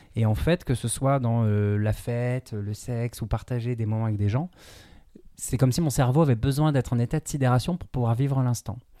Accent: Brittany, France; moi, je suis breton

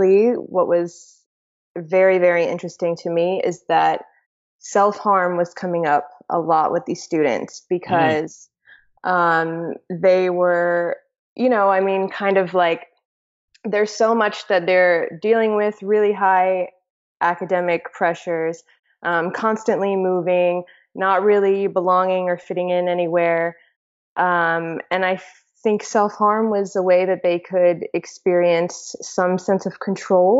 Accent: South Carolina, United States; moved away as an adult; also born or lived in Greece; now in Georgia; I grew up in South Carolina. Both of my parents immigrated to the U.S. from Greece

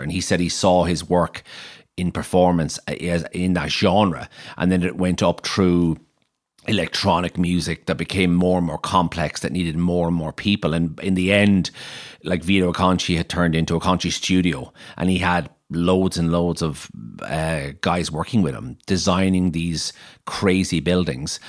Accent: Maynooth, County Kildare, Ireland; moved away as an adult; also born or lived in Clondalkin / Dublin; now in Galway, Ireland; I was born in Clondalkin, um, and we, I, I grew up in Maynooth. I think I was in Maynooth from about four to seventeen

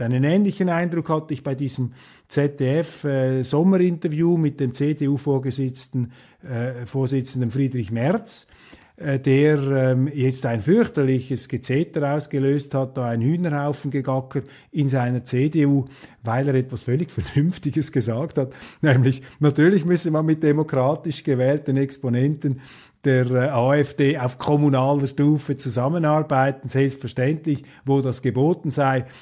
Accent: Switzerland; als Schweizer

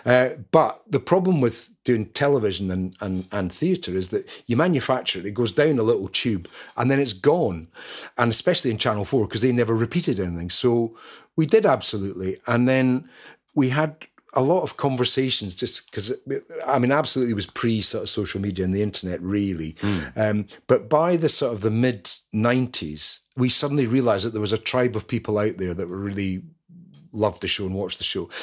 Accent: Scotland, United Kingdom; being Scottish

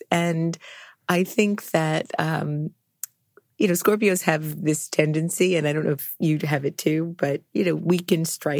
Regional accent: New York City, New York, United States; But I think as a New Yorker, I mean, I don't have any memory of being in Brooklyn, although there are some pictures, lots of pictures of my childhood being that age and being in Brooklyn, but I have no memory of it.

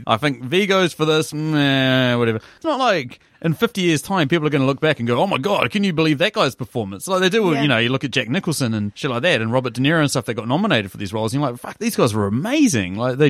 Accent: Te Awamutu, Waikato, New Zealand; my hometown, Te Awamutu.

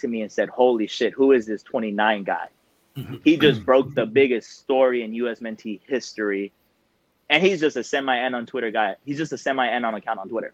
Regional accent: Dallas, Texas, United States; I am from Dallas.

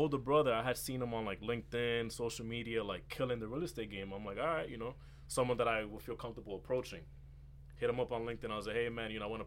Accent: Lawrence, United States; I'm a kid from Lawrence. You know, grew up playing basketball.

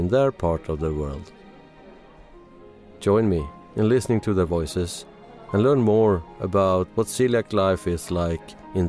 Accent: Sweden; I'm from Sweden.

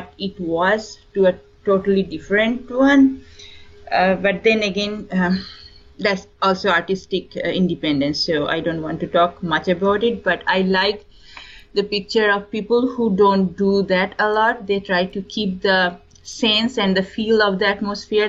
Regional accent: eastern India, India; first language Bengali; English is a second language; also born or lived in East Coast, United States; now in California, United States; I'm from India, and my mother tongue is Bengali, so I'm from, you can say, eastern part of India.

